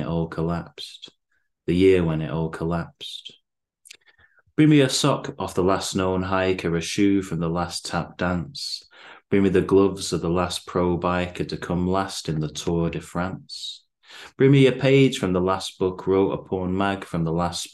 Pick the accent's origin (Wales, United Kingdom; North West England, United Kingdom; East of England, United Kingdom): North West England, United Kingdom; Bacup; now in Manchester, United Kingdom; I'm originally from Bacup in Lancashire, living in Manchester now.